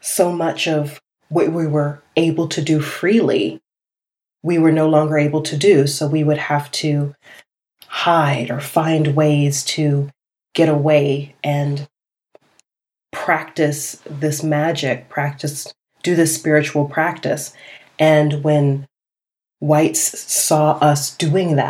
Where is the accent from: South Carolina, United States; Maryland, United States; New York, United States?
South Carolina, United States; Charleston; coming from the part of the world that I'm from Charleston, and I have a Gullah Geechee background